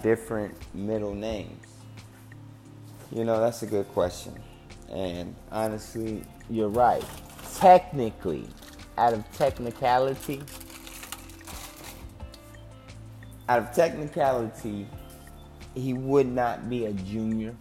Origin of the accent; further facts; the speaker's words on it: Cincinnati, Ohio, United States; moved away as an adult; now in Tempe, United States; I am originally from Cincinnati, Ohio. I'm currently residing in Tempe, Arizona.